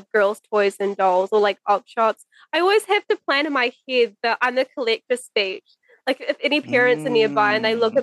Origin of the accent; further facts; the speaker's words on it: West Coast, New Zealand; I grew up on the West Coast, which is a very small area.